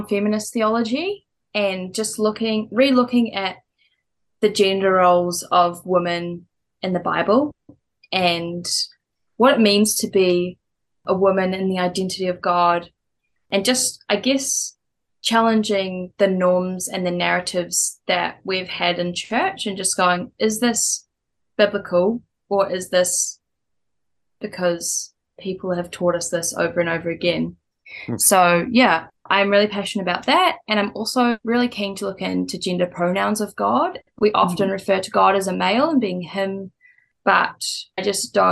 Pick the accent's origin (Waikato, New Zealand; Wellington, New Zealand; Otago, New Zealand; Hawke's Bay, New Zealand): Hawke's Bay, New Zealand; now in Auckland, New Zealand; I'm from Hawke's Bay